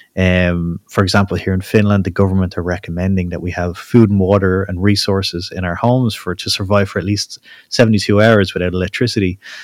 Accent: Ireland; I'm Irish

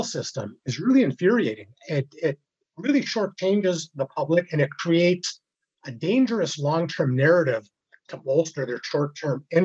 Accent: British Columbia, Canada; my rights as British Columbians

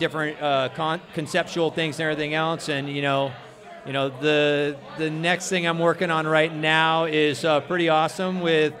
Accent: Orange, California, United States; I live in Orange. I was born in Orange

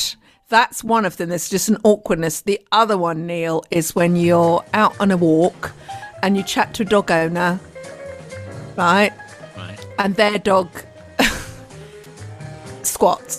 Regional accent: United Kingdom; I'm too British

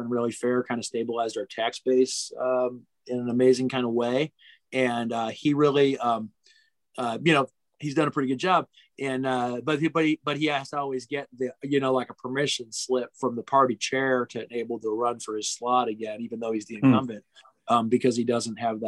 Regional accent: near Gary, Northwest Indiana, United States; now in Lafayette, United States; I grew up in Northwest Indiana, where it was a lot of Democrats, were by Gary

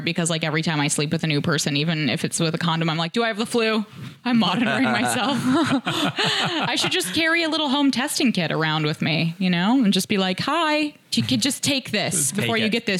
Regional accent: Indianapolis, Indiana, United States; I'm actually from Indianapolis

